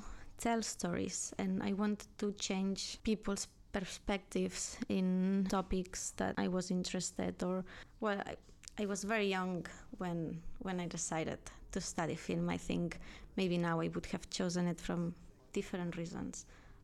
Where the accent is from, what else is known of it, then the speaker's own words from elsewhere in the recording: Canet de Mar, Catalonia, Spain; I'm from Canet de Mar, a small town in the outskirts of Barcelona.